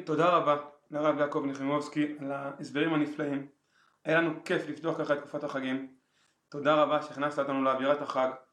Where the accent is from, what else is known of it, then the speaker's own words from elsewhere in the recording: Israel; אני גדלתי פשוט בקיבוץ